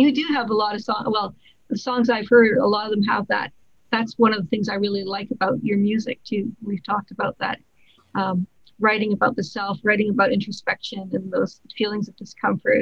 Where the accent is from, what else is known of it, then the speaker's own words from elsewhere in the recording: Canada; as a Canadian